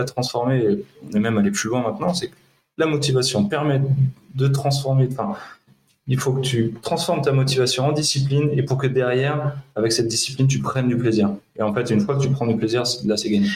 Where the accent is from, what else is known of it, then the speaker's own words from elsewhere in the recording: Le Mans, Pays de la Loire, France; moved away as an adult; now in Grenoble, France; je suis du Mans